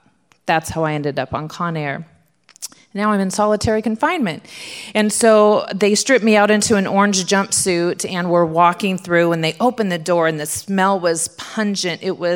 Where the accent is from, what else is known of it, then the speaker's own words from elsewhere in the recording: Southern California, United States; I'm from Southern California.